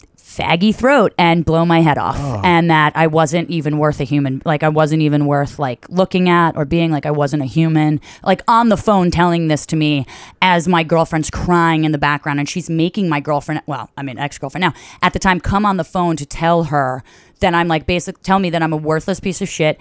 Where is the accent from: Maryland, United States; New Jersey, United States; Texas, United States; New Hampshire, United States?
New Jersey, United States; a suburb of; moved away as an adult; now in New York City, United States; I grew up in the Northeast. I'm from a suburb of New Jersey, like super close, 12 miles from here.